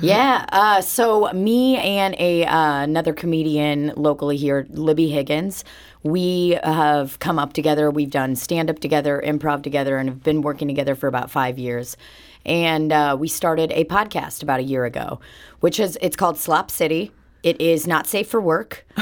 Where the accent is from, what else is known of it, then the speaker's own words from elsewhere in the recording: Belarus; moved away; I was born in Belarus and, uh, I ha, I grew up with Russian parents